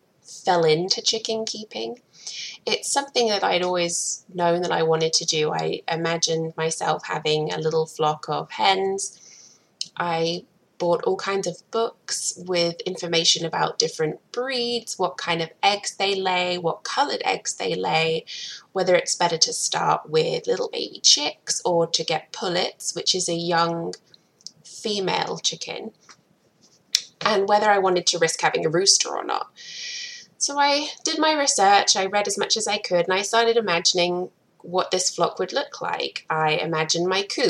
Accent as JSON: {"language": "English", "region": "England", "country": "United Kingdom", "also_born_or_lived": "Providence, Rhode Island, United States / Atlanta, Georgia, United States", "moved": "as an adult", "lives_now": "Akron, Ohio, United States", "said": "I am originally from England and I moved to the US about 11 years ago now"}